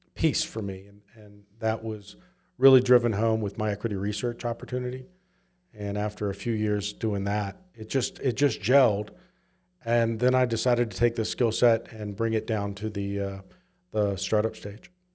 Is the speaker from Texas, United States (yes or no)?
no; Southwest Virginia, United States; also born or lived in Memphis / San Francisco; now in Utah, United States; I grew up in Southwest Virginia.